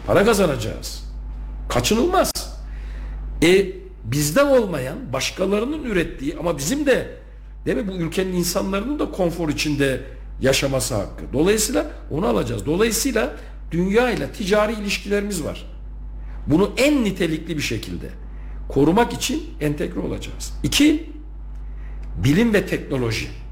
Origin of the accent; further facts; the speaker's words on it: Turkey; bu ülkenin vatandaşı, Türkiye Cumhuriyeti'nin vatandaşı olarak doğmuşum